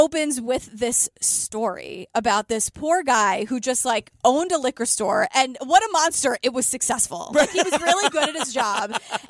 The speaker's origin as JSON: {"language": "English", "town": "New York City", "region": "New York", "country": "United States", "said": "I'm from Queens"}